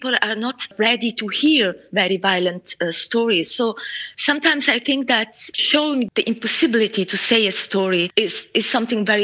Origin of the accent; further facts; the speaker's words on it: Mogadishu, Banaadir, Somalia; moved away as an adult; I grew up in Mogadishu and I left Mogadishu when I was 18 during the civil war.